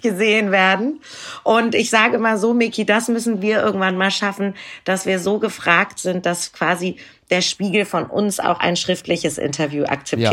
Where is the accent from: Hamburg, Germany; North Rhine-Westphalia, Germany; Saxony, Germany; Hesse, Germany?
Hamburg, Germany; ich bin ja auch aus Hamburg